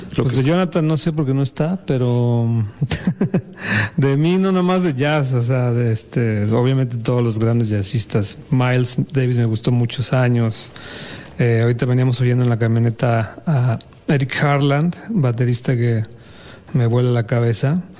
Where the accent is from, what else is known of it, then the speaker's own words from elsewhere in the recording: Mexico City, Mexico; yo soy de la Ciudad de México y desde muy chiquito estoy en la música